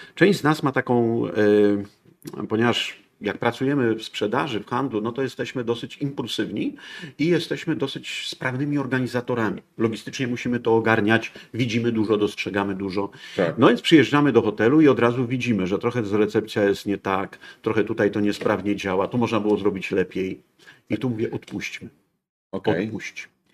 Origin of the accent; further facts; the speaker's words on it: Poland; Jestem z Polski, u, to tragedia, bo nie, nie bogaty Niemiec, tylko Polak